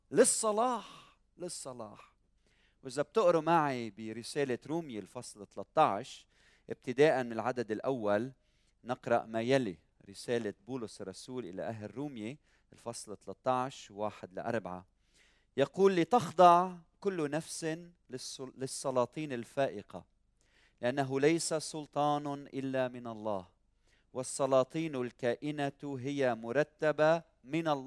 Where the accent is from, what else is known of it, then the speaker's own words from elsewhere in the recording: Lebanon; حتى ولو لبنان مريض حتى ولو بلادنا مريضة